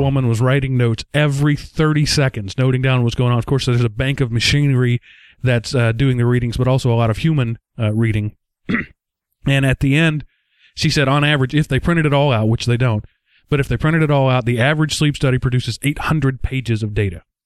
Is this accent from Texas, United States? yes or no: yes; Texas, United States; accent: Texas; my accent is thicker. My Texas comes out more when I get tired at the end of a long day